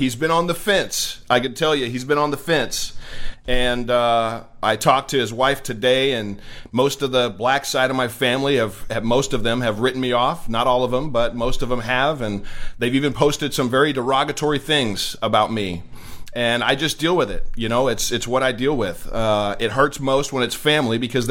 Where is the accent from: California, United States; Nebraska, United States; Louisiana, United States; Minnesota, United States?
California, United States; Redding; moved away; my hometown of Redding, California